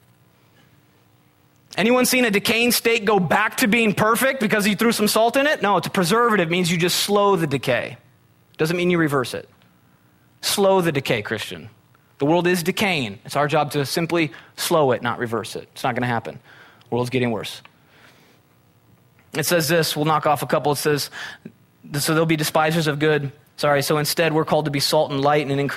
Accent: Midwest, United States; moved away; I'm from the Midwest. We had tornadoes.

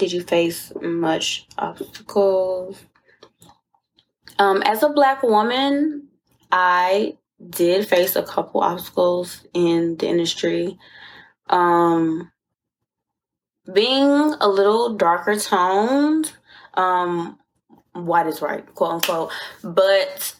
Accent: Riverdale, Georgia, United States; I'm from Riverdale, Georgia

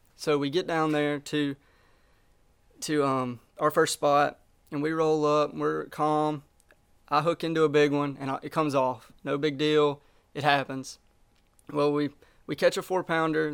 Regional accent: Smith Lake, Alabama, United States; I live just north of Birmingham. I grew up on Smith Lake

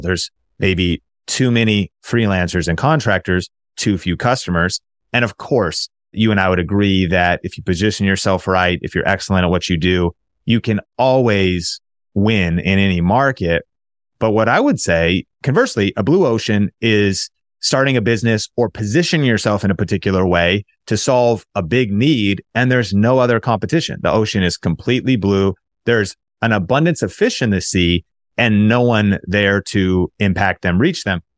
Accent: Marysville, Washington, United States; also born or lived in Seattle, Washington / Arlington, Washington; I was born in Seattle. I actually grew up north of Seattle in Marysville, Washington, in Arlington, Washington

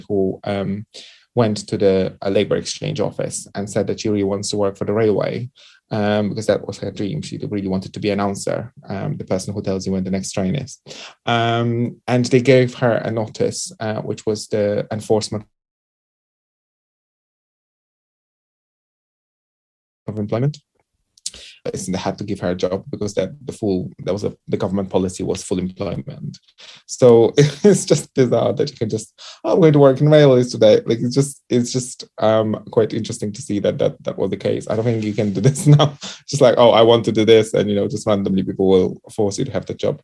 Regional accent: Poland; accent: Eastern European or Central Europe; moved away; I think I grew up in Poland, and when I was educated in Poland

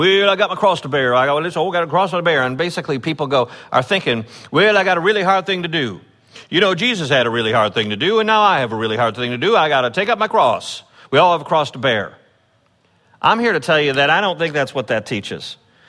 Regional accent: Chicago, Illinois, United States; when I grew up in the Chicago area, it was like an era of video games.

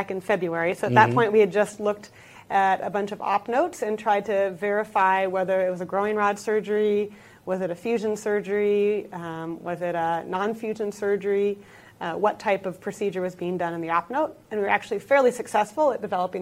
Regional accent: Seattle, Washington, United States; moved away as an adult; now in Minnesota, United States; I am originally from Seattle, Washington, but I've been in Minnesota

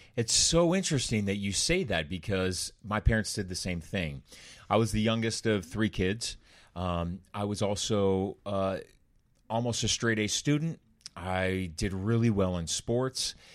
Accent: Orange County, California, United States; Growing up in Orange County, California, Corona del Mar, Laguna Beach area

